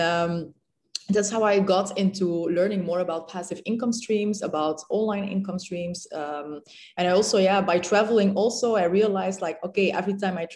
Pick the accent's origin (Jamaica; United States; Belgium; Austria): Belgium; moved away as an adult; now in Dubai, United Arab Emirates; originally Moroccan, born and raised in Belgium